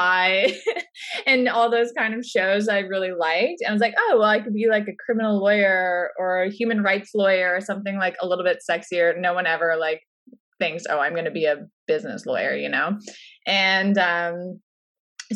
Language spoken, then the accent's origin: English; Orangeville, Ontario, Canada; I grew up in Orangeville